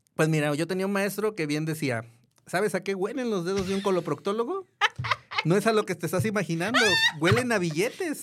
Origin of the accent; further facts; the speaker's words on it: Guadalajara, Jalisco, Mexico; also born or lived in Mexico City; soy de Guadalajara, siempre he estado en Guadalajara